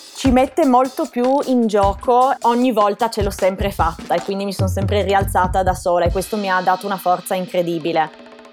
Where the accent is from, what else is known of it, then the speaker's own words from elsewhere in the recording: Gorizia, Friuli-Venezia Giulia, Italy; moved away as an adult; also born or lived in Ontario, Canada; now in Austria; Io sono originaria del Friuli, di Gorizia. Vivo sul confine, proprio a 5 minuti dalla Slovenia, infatti sono bilingue dalla nascita